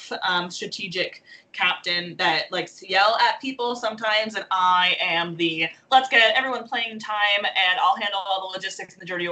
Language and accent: English; East Coast, United States; moved away as an adult; also born or lived in Boston; now in Los Angeles, United States; because I'm from the East Coast